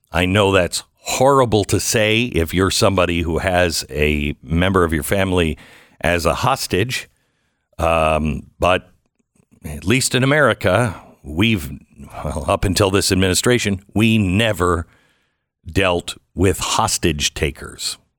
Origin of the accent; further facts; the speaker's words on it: Pacific Northwest, United States; I'm from the Pacific Northwest